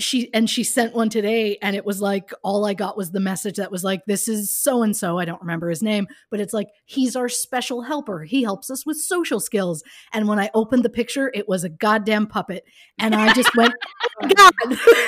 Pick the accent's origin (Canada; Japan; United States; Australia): Canada; We're Canadian. Right, we're Canadian